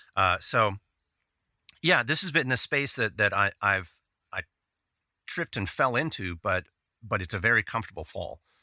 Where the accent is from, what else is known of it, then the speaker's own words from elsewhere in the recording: Dallas, Texas, United States; I'm from Dallas. I still am in Dallas.